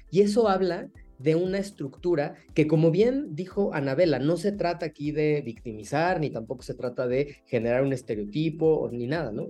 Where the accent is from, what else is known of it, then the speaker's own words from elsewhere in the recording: Mexico; como mexicanas, mexicanos, mexicanes, nos han dicho toda la vida que somos mestizos